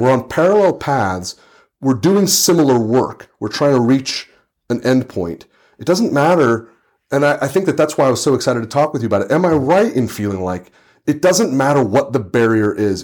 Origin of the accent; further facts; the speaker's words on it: Santa Rosa, California, United States; I'm in my hometown, I'm in Santa Rosa, California